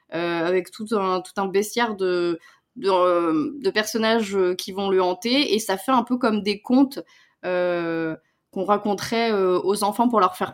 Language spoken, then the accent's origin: French; Spain; accent: Spanish; comme moi, j'ai un accent espagnol, quoi.